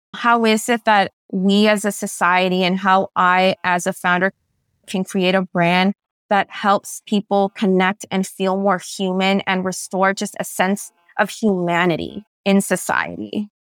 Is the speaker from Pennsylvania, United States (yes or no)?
no; San Francisco, California, United States; first language Spanish; English is a second language; Growing up in San Francisco, which is where I was born, was an incredibly culturally enriching experience